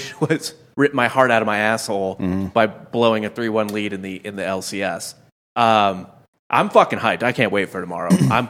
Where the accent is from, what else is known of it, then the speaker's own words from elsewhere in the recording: St. Louis, Missouri, United States; I grew up in St. Louis, and Pujols came up in 2004.